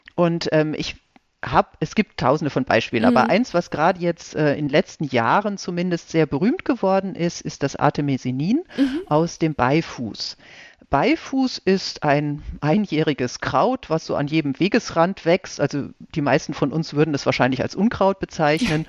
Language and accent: German; Ostwestfalen-Lippe, North Rhine-Westphalia, Germany; moved away as an adult; also born or lived in Regensburg; now in Heidelberg, Germany; Ich komme aus Ostwestfalen-Lippe gebürtig